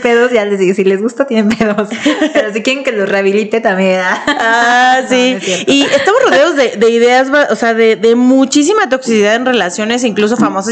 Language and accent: Spanish; Mexico; como mexicana luego yo lo veía